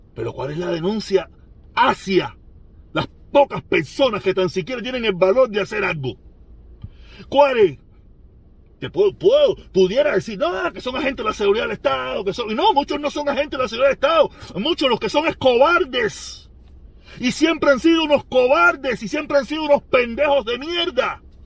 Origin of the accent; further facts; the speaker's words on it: Pinar del Río, Cuba; also born or lived in Vedado, Havana; soy pinareño, aunque yo nací en el Vedado